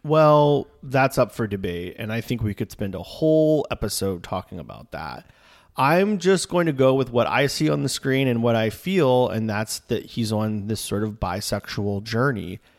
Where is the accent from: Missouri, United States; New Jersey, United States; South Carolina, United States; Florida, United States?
Florida, United States; we're from Florida